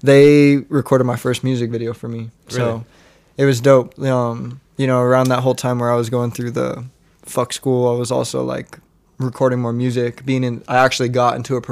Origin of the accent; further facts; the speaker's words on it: Monte Vista, United States; moved away as an adult; my hometown